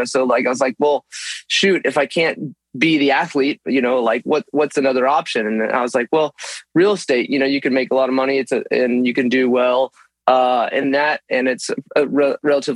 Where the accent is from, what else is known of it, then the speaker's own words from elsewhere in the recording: Texas, United States; now in Los Angeles, United States; growing up in Texas